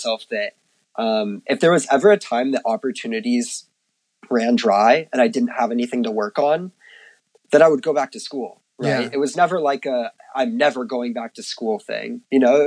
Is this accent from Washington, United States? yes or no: yes; Washington, United States; also born or lived in San Diego; now in New York, United States; I grew up on the West Coast, grew up in Washington State